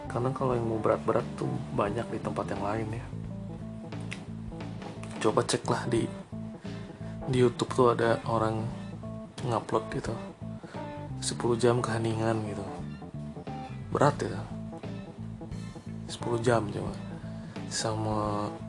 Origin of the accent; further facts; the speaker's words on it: Bandung, West Java, Indonesia; orang yang lahir dan besar di Bandung yaitu ya saya